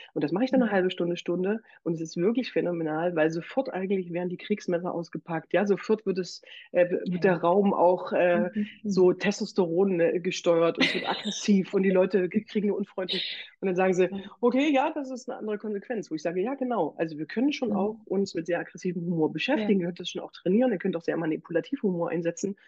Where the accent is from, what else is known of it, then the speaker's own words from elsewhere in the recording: Bitterfeld, Saxony-Anhalt, Germany; now in Leipzig, Germany; ich bin ja Sozialpädagogin und komme aus Bitterfeld